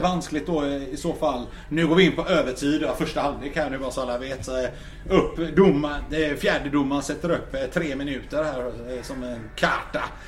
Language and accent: Swedish; Gothenburg, Västra Götaland, Sweden; jag är från Backa